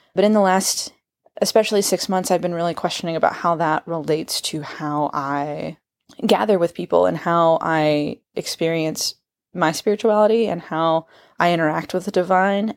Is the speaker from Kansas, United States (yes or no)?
yes; Kansas, United States; I am from Kansas.